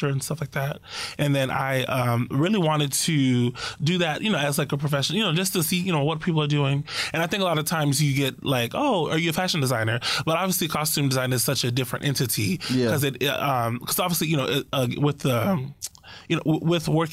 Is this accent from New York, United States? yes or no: no; Miami, Florida, United States; moved away; also born or lived in North Carolina; I'm originally from Miami, Florida, and I went to school in North Carolina.